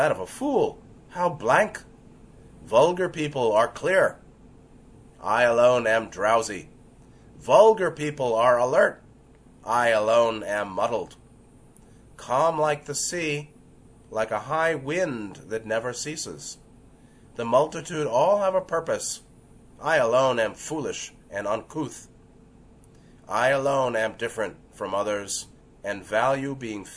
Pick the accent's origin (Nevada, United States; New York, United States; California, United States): New York, United States; New York City; growing up in New York City